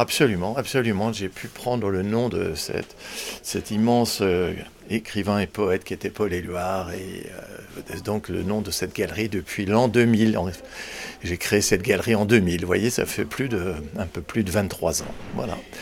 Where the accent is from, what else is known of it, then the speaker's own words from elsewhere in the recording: Nièvre, Bourgogne-Franche-Comté, France; now in Paris, France; je suis originaire de la Nièvre